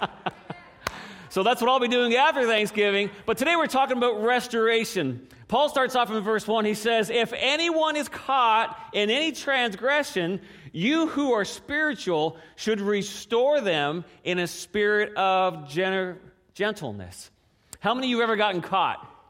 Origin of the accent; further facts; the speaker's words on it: Newfoundland and Labrador, Canada; moved away as an adult; I grew up in Newfoundland, and there's not a whole lot of pecan trees